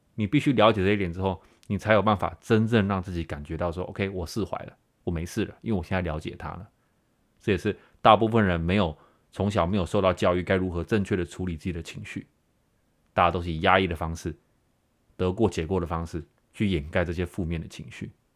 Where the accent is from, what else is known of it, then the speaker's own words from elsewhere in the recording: Taiwan; now in United States; 从小在台湾长大的我